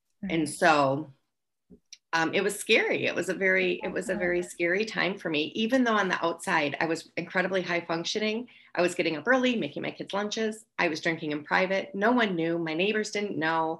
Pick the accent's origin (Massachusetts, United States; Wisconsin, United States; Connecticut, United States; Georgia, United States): Wisconsin, United States; moved away; I'm actually from Wisconsin. I drank through high school.